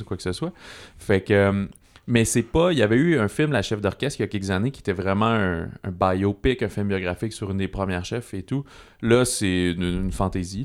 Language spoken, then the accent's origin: French; Canada; en tant que Canadien